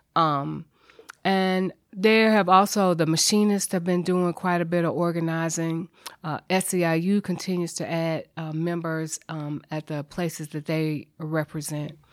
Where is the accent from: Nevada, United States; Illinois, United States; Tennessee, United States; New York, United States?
Tennessee, United States; Nashville; I'm a native Nashvilleian, grew up here, graduated from McGavick High School.